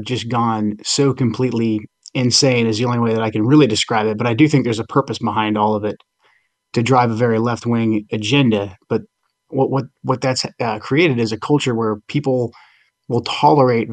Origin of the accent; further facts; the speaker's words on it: Portland, Oregon, United States; growing up in the 80s and the 90s, Portland, Oregon was a small growing city